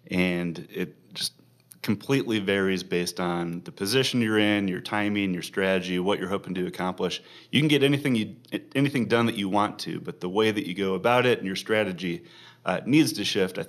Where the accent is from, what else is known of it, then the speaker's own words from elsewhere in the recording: Omaha, Nebraska, United States; Born and raised in Omaha, went to Gretna High School for undergrad